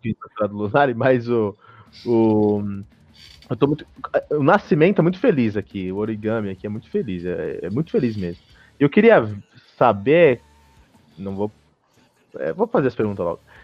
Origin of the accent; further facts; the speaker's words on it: Brazil; also born or lived in United States; Eu sou do Brasil